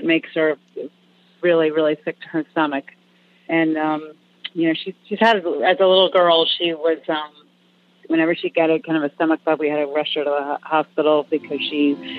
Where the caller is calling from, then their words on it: Massachusetts, United States; I am calling from Massachusetts